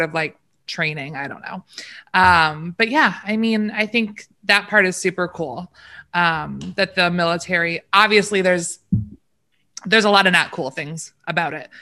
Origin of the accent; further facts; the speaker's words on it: Michigan, United States; We're from Michigan